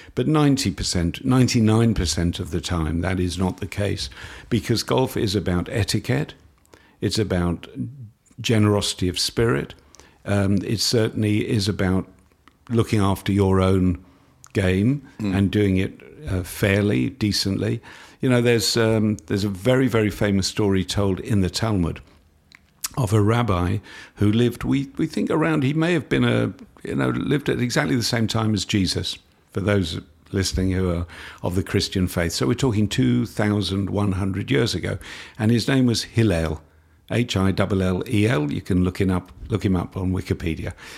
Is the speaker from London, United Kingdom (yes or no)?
yes; London, United Kingdom; now in Australia; I was brought up in London.